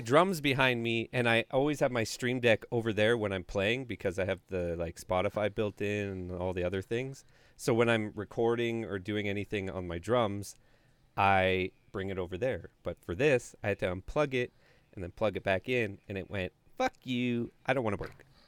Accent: Canada

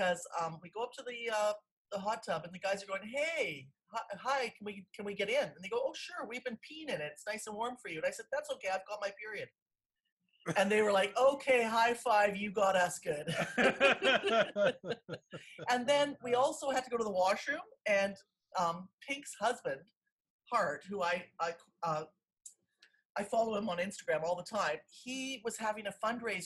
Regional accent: Canada; We're from Canada

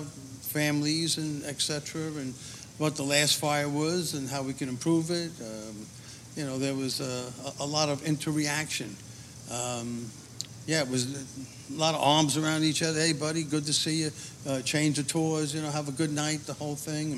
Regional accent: New York City, New York, United States; I was brought up in Queens

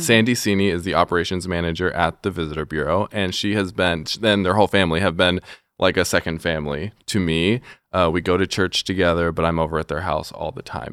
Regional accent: Mexico; moved away as an adult; now in Warsaw, United States; I grew up in Mexico, and I came to Grace College in two thousand twelve

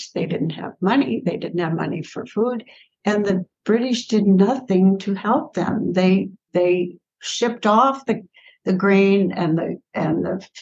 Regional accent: St. Louis, Missouri, United States; also born or lived in Holyoke, Massachusetts; now in Austin, United States; St. Louis, which is my hometown

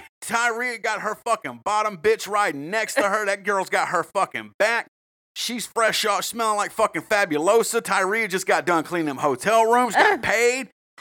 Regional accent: the South, United States; And rodeo worker, I've been to a rodeo. I told you I'm from the South.

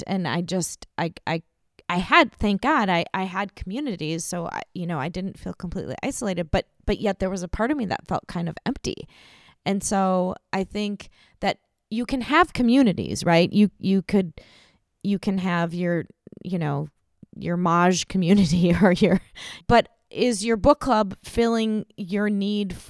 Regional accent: Minnesota, United States; I'm from here, you know, I'm from Minnesota

